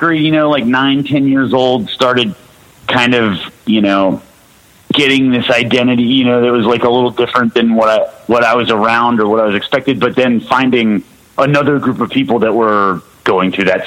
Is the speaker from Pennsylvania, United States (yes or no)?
no; Charlotte, North Carolina, United States; also born or lived in Ottawa, Canada; I grew up in Charlotte